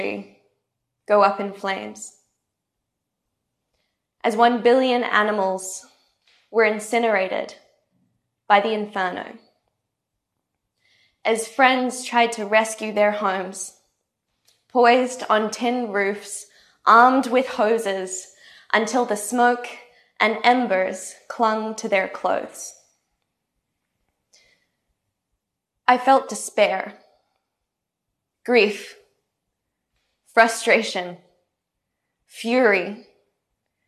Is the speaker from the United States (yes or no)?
no; tropical North Queensland, Australia; I grew up in Australia's tropical North Queensland